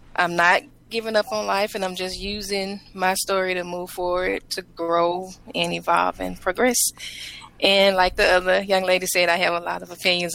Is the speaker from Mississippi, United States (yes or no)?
yes; Mississippi, United States; accent: Mississippi; now in Marietta, Georgia, United States; I'm from Mississippi